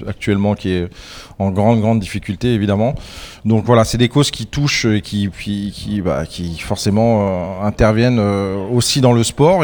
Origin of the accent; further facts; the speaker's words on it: Madagascar; je viens de Madagascar